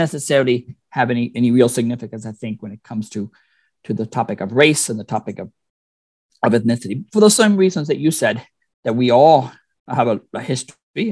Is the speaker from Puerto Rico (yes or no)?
yes; Puerto Rico; moved away; I'm originally from Puerto Rico